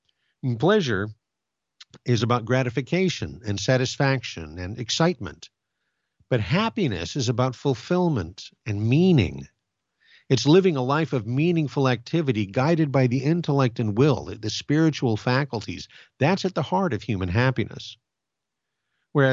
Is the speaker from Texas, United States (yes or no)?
no; Glendora, California, United States; When I was a boy, I grew up in Glendora, California, and next to the city hall, there is an old pine tree